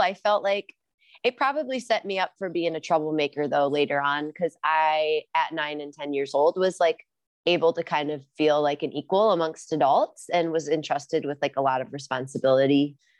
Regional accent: Rock Island, Illinois, United States; moved away as an adult; also born or lived in Los Angeles, California / Ojai, California; now in Decorah, Iowa, United States; I grew up in Rock Island, Illinois, so right across the Mississippi River from Iowa in the, an area called the Quad Cities

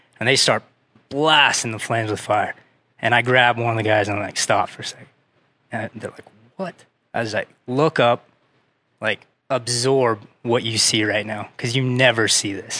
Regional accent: Utah, United States; Local kid, born and raised, Utah County

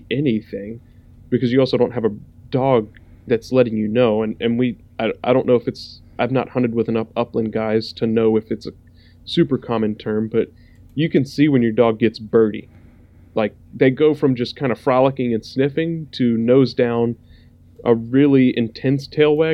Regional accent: the South, United States; I grew up in the South.

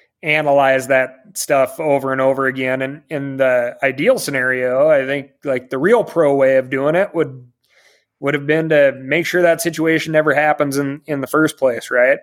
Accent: Montana, United States; Like I said, I grew up in the Rattlesnake Wilderness.

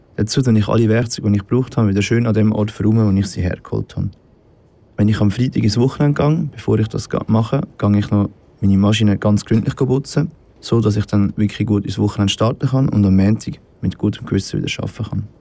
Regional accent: Nesselnbach, Aargau, Switzerland; ich komme aus Nesselbach

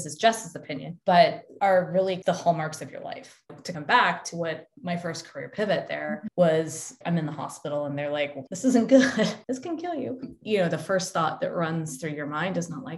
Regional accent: Denver, Colorado, United States; moved away as an adult; also born or lived in Ohio / Texas / Australia; I went to school in Ohio, then lived in Texas, then moved to Australia, and then came back. But I am from Denver

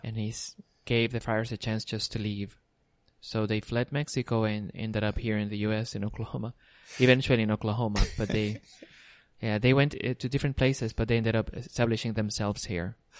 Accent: Puerto Rico; I myself was born and raised in Puerto Rico.

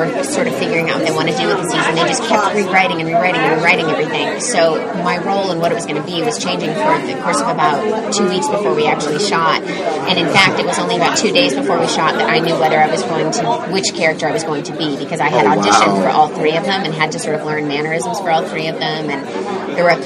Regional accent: Midwest, United States; I'm from the Midwest.

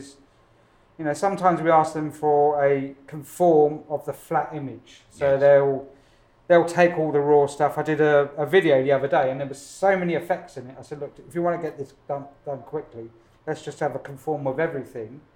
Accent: London, United Kingdom; moved away as an adult; now in Los Angeles, United States; I'm from Hackney in East London

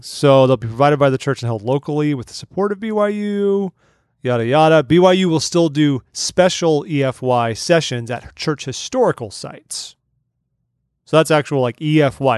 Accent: Southern California, United States; I grew up in Southern California

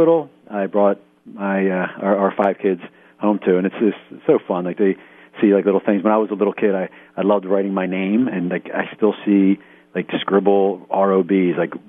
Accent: outside of Philly, Pennsylvania, United States; we're living in the house I grew up in outside of Philly.

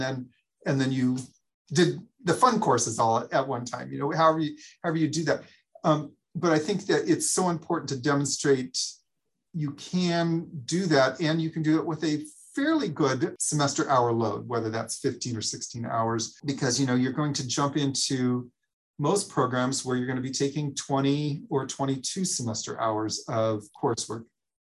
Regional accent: Oregon, United States; moved away; I came from Oregon where I didn't think I'd ever live in the Midwest. And now I lived here longer than I did in Oregon.

